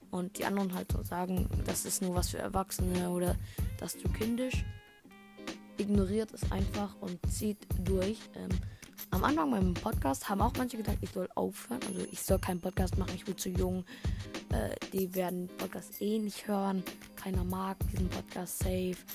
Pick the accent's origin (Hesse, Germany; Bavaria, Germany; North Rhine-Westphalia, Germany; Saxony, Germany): Bavaria, Germany; Munich; ich bin zwölf Jahre alt. Ich komme aus München. Ähm, und ja, aus München, Bayern.